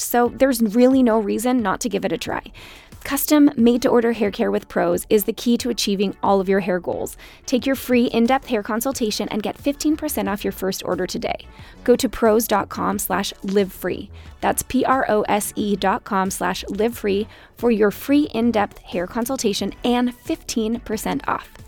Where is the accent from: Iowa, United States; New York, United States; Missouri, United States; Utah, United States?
Utah, United States; growing up in Utah